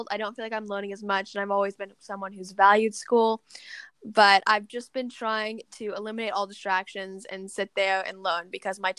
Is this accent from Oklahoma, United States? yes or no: yes; Oklahoma, United States; born there; also born or lived in Texas, United States / London, United Kingdom; now in Massachusetts, United States; I was born in Oklahoma, then Texas, then I moved to London, and then now I live in Massachusetts.